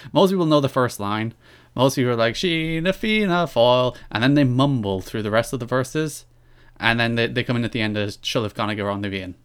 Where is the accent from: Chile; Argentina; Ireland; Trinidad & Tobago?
Ireland; I am Irish. I am proud of the fact that I'm Irish